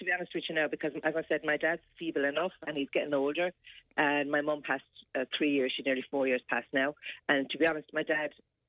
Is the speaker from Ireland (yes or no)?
yes; Clonmel, Munster, Ireland; also born or lived in Waterford City; now in Waterford, Ireland; Well, I live in Waterford City. My dad lives in Clonmel. I'm originally from Clonmel.